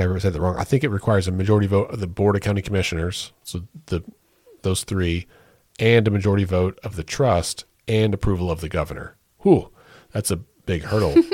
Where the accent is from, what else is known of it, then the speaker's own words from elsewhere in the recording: Oklahoma, United States; we are proud to say we're from Oklahoma